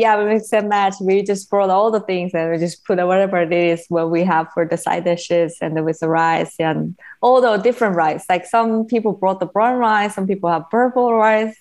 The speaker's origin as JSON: {"language": "English", "region": "Seoul", "country": "South Korea", "tie": "born or raised there", "second_language": "English", "moved": "as an adult", "lives_now": "United States", "said": "I'm from Korea"}